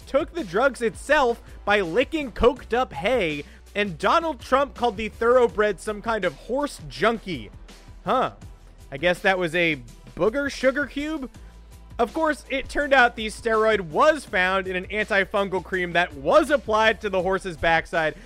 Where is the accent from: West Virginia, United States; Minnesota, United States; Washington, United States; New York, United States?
New York, United States; I'm a New Yorker